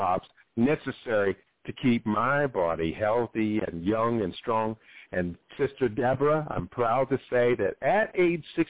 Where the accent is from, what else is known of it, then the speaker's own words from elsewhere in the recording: Ohio, United States; I grew up in Ohio, where it was pretty much meat, potatoes, and corn, and green beans